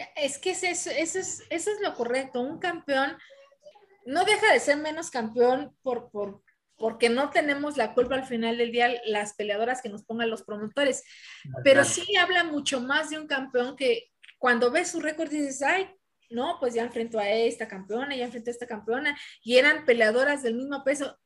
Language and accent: Spanish; Mexico; las mexicanas